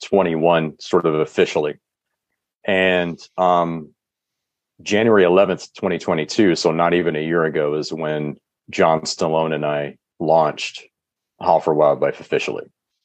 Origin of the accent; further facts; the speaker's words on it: Michigan, United States; now in California, United States; I live in California, and I've been a hunter all of my life. I grew up in Michigan. for 20 some odd years